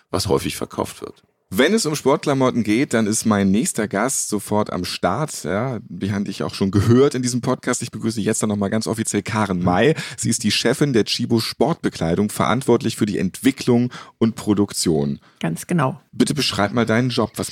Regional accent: North Rhine-Westphalia, Germany; Ich bin ja aus Westfalen.

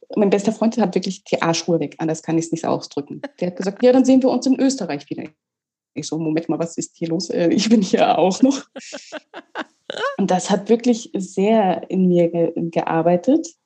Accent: Mecklenburg-Vorpommern, Germany; moved away as an adult; also born or lived in Rostock; now in Austria; ich komme gebürtig, ich komme von der Ostseeküste.

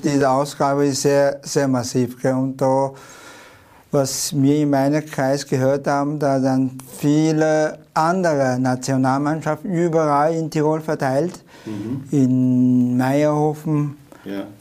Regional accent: China; German is a second language; now in Tyrol, Austria; China ist mein Mutterland

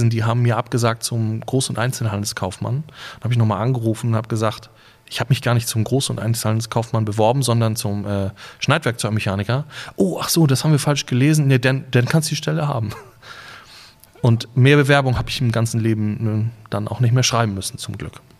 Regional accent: Husum, Schleswig-Holstein, Germany; Ich bin in Husum geboren und habe die ersten paar Jahre meines Lebens in Husum verbracht. Das zählt dazu, würde ich sagen

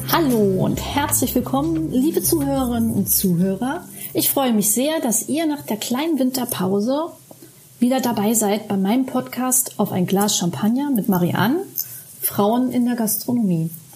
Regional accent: Germany; bei uns in Deutschland

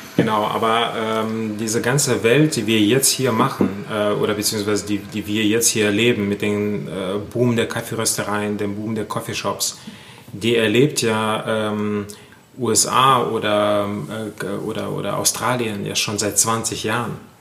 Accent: Germany; wir sind ja als Deutschland oder als Deutsche

